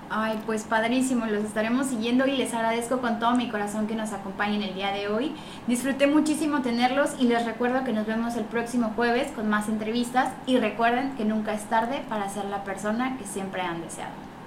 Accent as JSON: {"language": "Spanish", "town": "Ciudad del Carmen", "region": "Campeche", "country": "Mexico", "said": "muchos carmelitas que estudiamos en Mérida"}